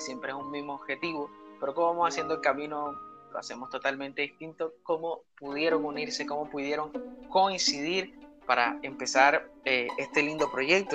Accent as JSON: {"language": "Spanish", "town": "San Antero", "region": "Córdoba", "country": "Colombia", "said": "soy seminarista de Colombia, de una región que se llama Córdoba, un municipio de, de, de San Antero"}